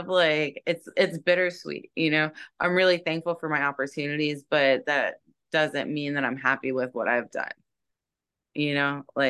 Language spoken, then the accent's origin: English; Jacksonville, Florida, United States; now in Tampa, United States; Jacksonville is my hometown